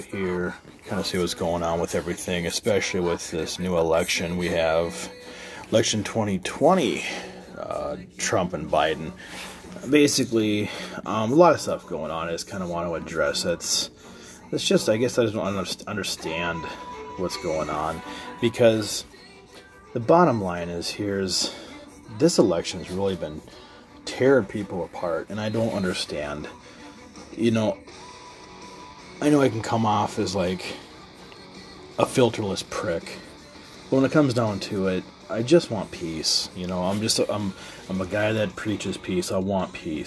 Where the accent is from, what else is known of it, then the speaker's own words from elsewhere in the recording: United States; We all, as American citizens